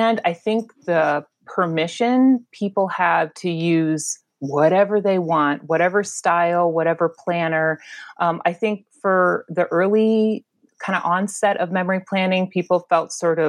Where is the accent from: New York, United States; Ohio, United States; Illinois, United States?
Illinois, United States; Chicago suburbs; moved away as an adult; also born or lived in Memphis / Miami; now in Washington, D.C., United States; I was raised in the Chicago suburbs. And after not moving my entire childhood